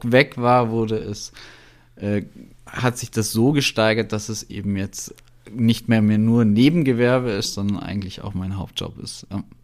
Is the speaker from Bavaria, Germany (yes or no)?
yes; Kempten, Bavaria, Germany; also born or lived in Berlin, Germany; bin 33 Jahre alt, ähm, komme aus Kempten im Allgäu, also eigentlich aus Weidnau.